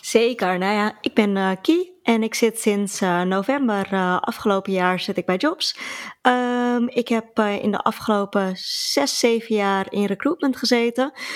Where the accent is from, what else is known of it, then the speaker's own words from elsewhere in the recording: Alkmaar, North Holland, Netherlands; ik kom uit Alkmaar.